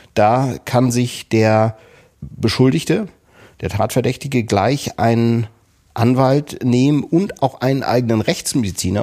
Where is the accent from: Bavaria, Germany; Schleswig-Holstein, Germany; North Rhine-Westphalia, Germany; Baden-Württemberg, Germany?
Schleswig-Holstein, Germany; Kiel; Wir stammen beide aus Kiel